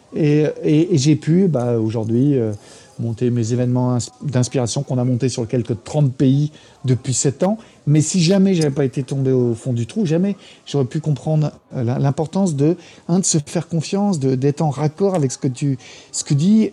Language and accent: French; France; moved away as an adult; also born or lived in United States; je suis petit français